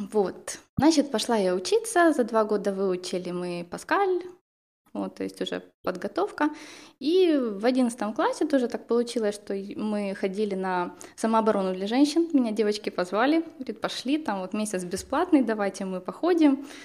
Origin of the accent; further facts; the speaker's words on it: Kherson, Kherson Oblast, Ukraine; я из Херсона, из южного города